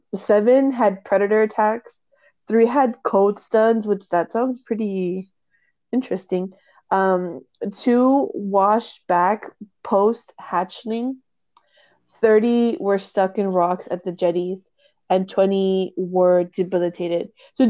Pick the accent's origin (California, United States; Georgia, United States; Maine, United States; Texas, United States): Texas, United States; near South Padre Island; a place that's close to my hometown, and it is the Sea Turtle Inc. over by South Padre Island.